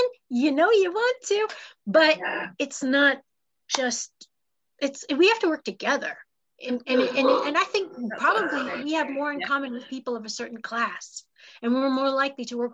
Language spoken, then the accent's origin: English; Chicago, Illinois, United States; also born or lived in England; now in United Kingdom; I am from Chicago, but I came here in 91